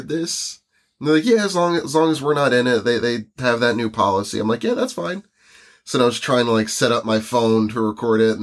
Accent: United States; now in New Jersey, United States; we're from the United States

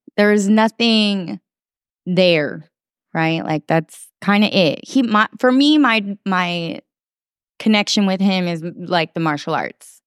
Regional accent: Oakland, California, United States; also born or lived in San Francisco; I was born in San Francisco and raised simultaneously in San Francisco and Oakland

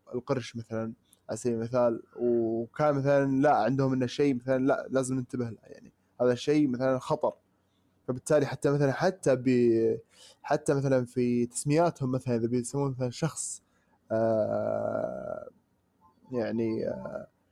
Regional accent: Saudi Arabia; عندنا في السعوديه

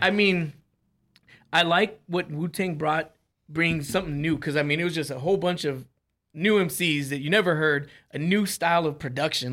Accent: California, United States; moved away; I was born in Cali, man, and I you know I have a lot of family out there

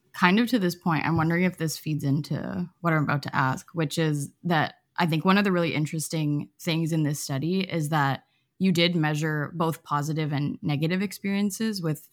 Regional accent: Canada; I'm Canadian

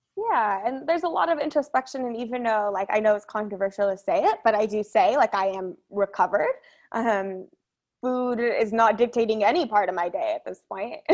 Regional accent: Orange County, California, United States; I grew up in Orange County

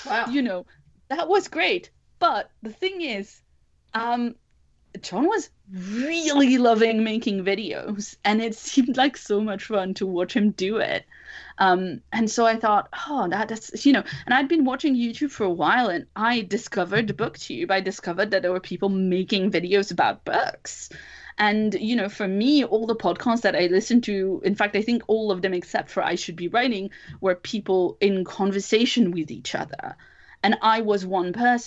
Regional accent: France; English is a second language; moved away; I'm originally from France and I'm a second language speaker

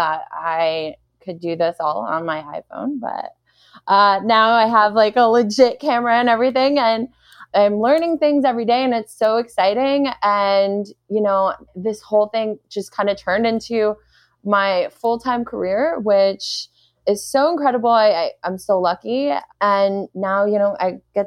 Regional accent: New York City, New York, United States; moved away; I'm actually originally from Brooklyn, New York, which is super strange because it's like kind of a unicorn. Like nobody's ever originally from Brooklyn

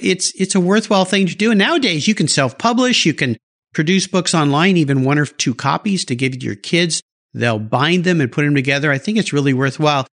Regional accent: San Diego, California, United States; also born or lived in Del Mar, California; I grew up in La Jolla and I was there. The La Jolla in the 70s, San Diego in the 70s

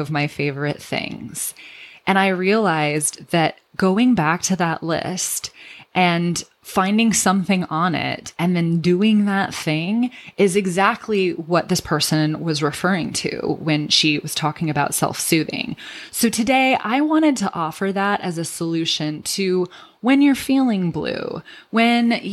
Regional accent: Redlands, California, United States; my hometown

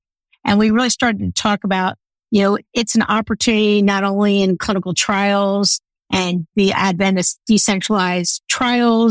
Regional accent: outside of Philadelphia, Pennsylvania, United States; I grew up outside of Philadelphia.

